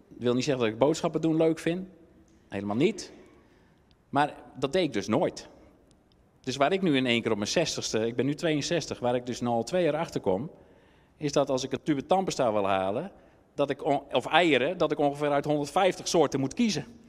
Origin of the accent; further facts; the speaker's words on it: Netherlands; wij zijn Nederlanders